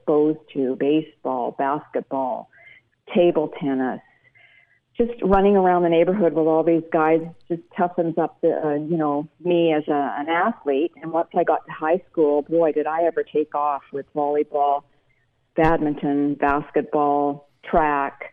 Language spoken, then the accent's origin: English; suburb of Vancouver, British Columbia, Canada; moved away as an adult; now in United States; I grew up in a suburb of Vancouver, British Columbia, Canada.